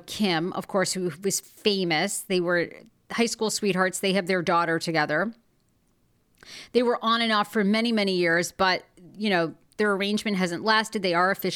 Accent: Maine, United States; I grew up in Maine.

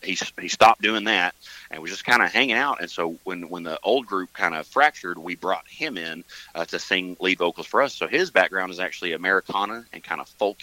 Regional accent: Mountain View, Arkansas, United States; I'm from Mountain View.

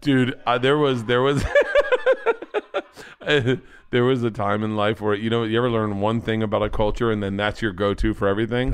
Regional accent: Florida, United States; growing up in Florida

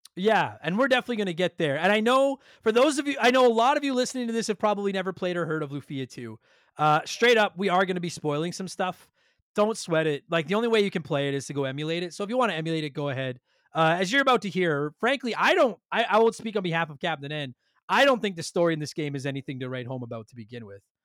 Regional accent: Canada; we're Canadian

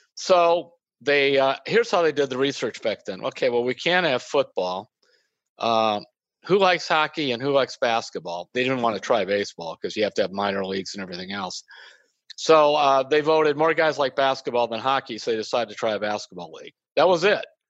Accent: Midwest, United States; I'm from the Midwest

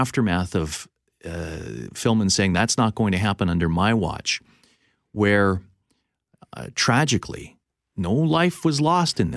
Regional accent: Winnipeg, Manitoba, Canada; growing up on the LaSalle River in St. Norbert

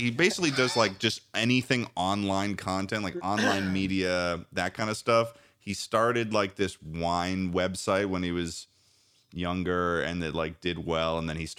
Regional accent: East Coast, United States; we're all from the East Coast

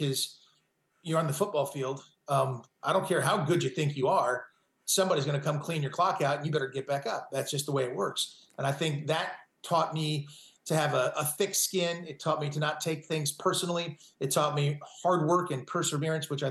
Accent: Malibu, California, United States; moved away as an adult; now in Nevada, United States; I grew up in Malibu, California. So my whole life has been there.

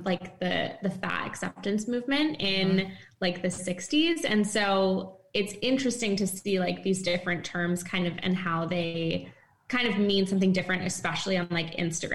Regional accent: East Coast, United States; moved away as an adult; now in San Francisco, United States; I'm from the East Coast, but then moved recently back over to San Francisco.

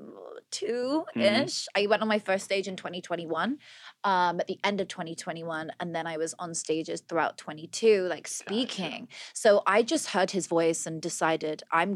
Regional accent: Oxfordshire, South East England, United Kingdom; moved away as an adult; also born or lived in London; now in United States; In Oxfordshire. I was a country girl, born on a farm, raised there.

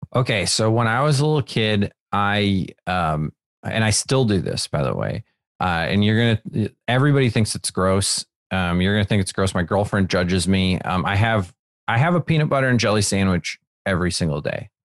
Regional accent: Wisconsin, United States; now in Los Angeles, United States; when I was growing up in Wisconsin

